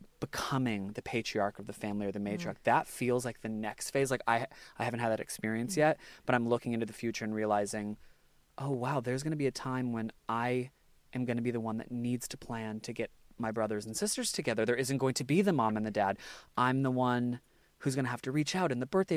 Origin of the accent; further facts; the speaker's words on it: United States; now in Australia; I'm American